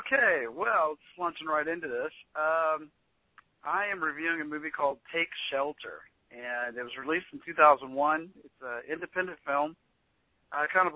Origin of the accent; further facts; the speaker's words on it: Kansas, United States; I'm from Kansas. It kind of looks like the area that I grew up in.